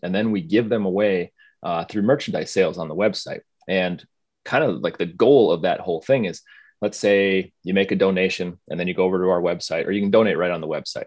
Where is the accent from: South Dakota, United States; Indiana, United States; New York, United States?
South Dakota, United States; moved away; I grew up in South Dakota, went to school in North Dakota